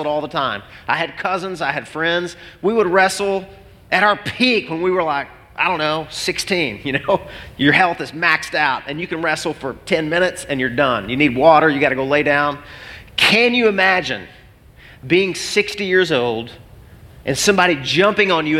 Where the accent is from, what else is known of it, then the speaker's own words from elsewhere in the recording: Arkansas, United States; growing up in Arkansas